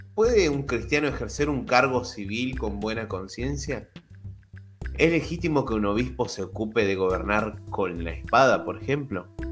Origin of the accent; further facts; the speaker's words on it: Argentina; yo soy de Argentina